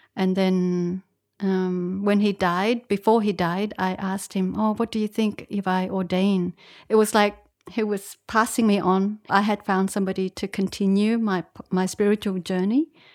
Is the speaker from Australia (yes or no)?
yes; Australia; moved away as an adult; also born or lived in Vietnam; I was born in Vietnam, but I. Uh, I went to Australia when I was uh, eight, and I grew up in Australia, studied there, and had a bit of a career in Australia